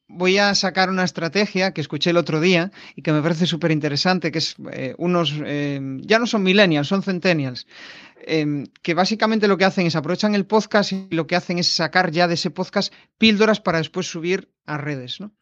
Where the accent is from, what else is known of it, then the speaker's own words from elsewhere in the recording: Galicia, Spain; como gallego